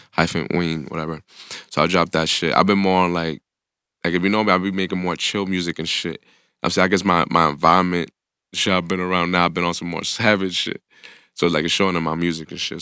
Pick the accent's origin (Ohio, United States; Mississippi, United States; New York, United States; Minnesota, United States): New York, United States; New York City; I grew up in the Bronx